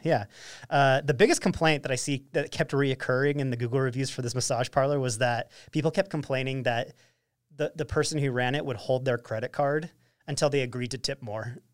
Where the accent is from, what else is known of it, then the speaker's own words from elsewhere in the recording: Ogden, Utah, United States; now in Holladay, United States; I'm from Ogden